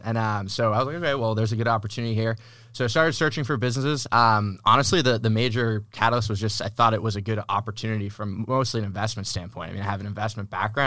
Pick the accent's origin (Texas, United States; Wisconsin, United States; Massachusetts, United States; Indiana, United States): Massachusetts, United States; moved away as an adult; now in San Diego, United States; I'm originally from Massachusetts. Uh, moved to San Diego in twenty eighteen